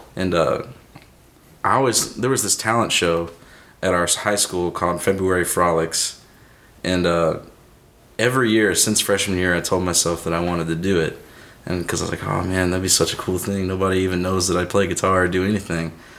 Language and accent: English; Shiloh, Illinois, United States; also born or lived in Dupo, Illinois; I grew up in Shiloh, Illinois, okay. just like right between O'Fallon and Belleville